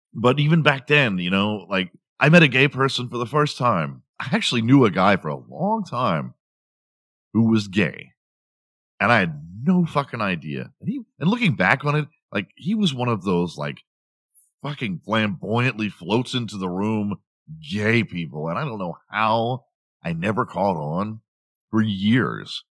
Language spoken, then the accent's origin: English; Houston, Texas, United States; I grew up in Houston